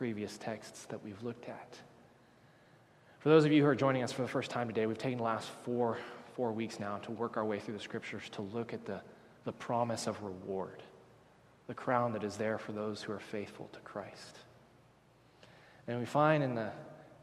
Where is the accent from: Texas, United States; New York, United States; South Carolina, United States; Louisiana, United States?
Texas, United States; I'm from Texas.